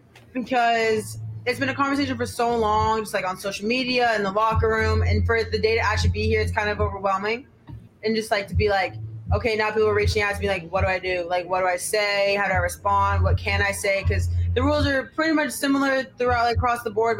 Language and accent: English; Lebanon, New Hampshire, United States; moved away; I was born and raised in Lebanon, New Hampshire.